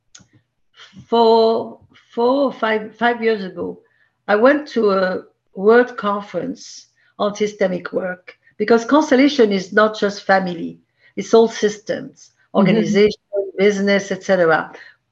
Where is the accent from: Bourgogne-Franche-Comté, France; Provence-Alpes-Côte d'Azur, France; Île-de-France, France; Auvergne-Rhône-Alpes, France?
Provence-Alpes-Côte d'Azur, France; Marseille; English is a second language; moved away as an adult; also born or lived in Paris, France / Miami, United States; now in New York City, United States; I was born in Marseille, grew up there